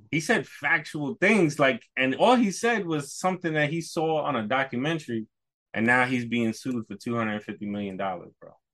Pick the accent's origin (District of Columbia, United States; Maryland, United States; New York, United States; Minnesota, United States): New York, United States; moved away; also born or lived in Poconos / Maine; growing up in New York